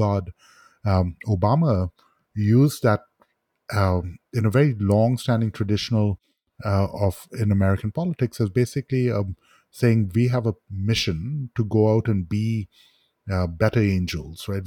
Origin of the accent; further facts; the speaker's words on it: Mumbai, Maharashtra, India; I grew up with in Bombay when I was being raised in the 1970s and 80s